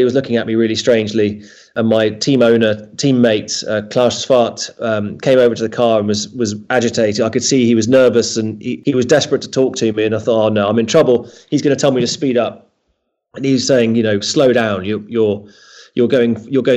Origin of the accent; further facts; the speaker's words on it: United Kingdom; growing up in Britain